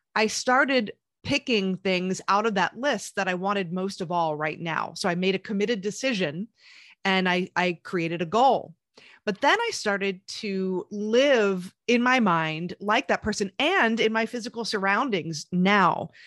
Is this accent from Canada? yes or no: no; Pennsylvania, United States; moved away as an adult; also born or lived in Queens, New York; I was born in New York and the Queens area, but I moved to Pennsylvania, Amish country, but in the city ba, uh, when I was, like, ten years old